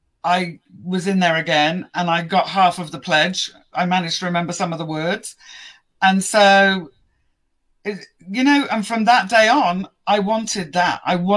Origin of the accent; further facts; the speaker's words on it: England, United Kingdom; I'm very patriotic when it comes to being English as well